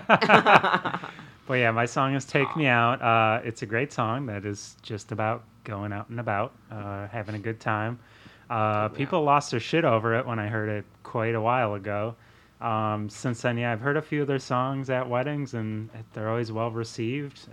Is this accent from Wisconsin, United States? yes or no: yes; Wisconsin, United States; living growing up in Wisconsin